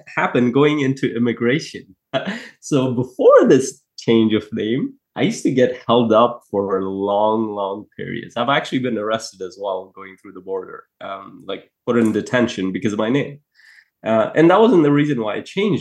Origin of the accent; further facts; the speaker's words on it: Afghanistan; moved away; I come from a place, I was born in Afghanistan